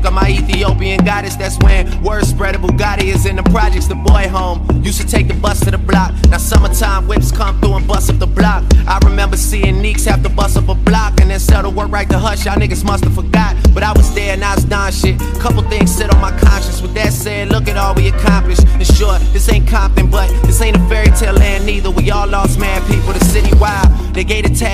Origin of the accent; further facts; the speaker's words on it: Toronto, Ontario, Canada; moved away as an adult; now in Alabama, United States; I'm from Toronto